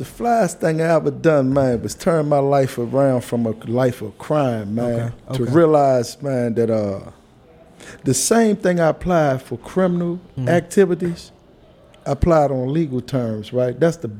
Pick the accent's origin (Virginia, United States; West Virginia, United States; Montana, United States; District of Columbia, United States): District of Columbia, United States; Washington; I was actually born in Clay Terrace, 322 54th Street, Northeast, in the living room floor